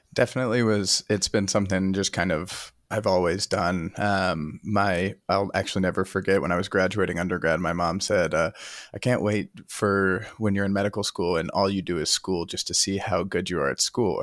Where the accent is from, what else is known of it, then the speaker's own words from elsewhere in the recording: Chattanooga, Tennessee, United States; also born or lived in Ohio; I am from Chattanooga, Tennessee originally